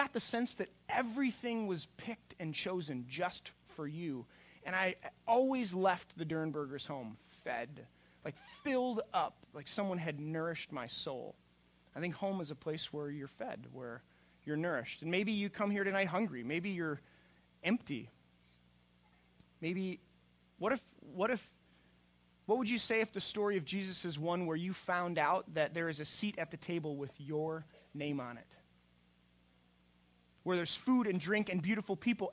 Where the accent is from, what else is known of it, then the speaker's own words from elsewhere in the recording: Minnesota, United States; moved away; also born or lived in Colorado; I was from Minnesota